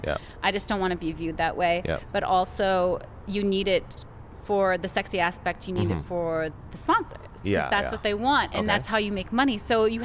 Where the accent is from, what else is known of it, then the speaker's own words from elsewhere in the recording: United States; I'm a Canadian player, but I'm also from the States